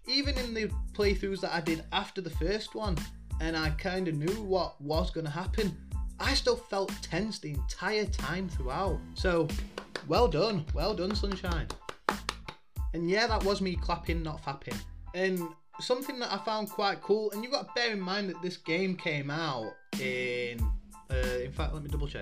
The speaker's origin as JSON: {"language": "English", "country": "United Kingdom", "said": "I'm a Brit"}